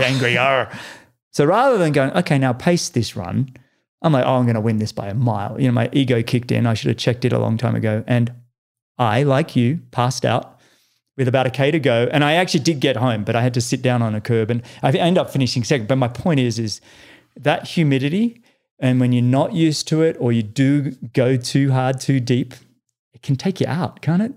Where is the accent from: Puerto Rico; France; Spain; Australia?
Australia; moved away as an adult; now in United States; as an Australian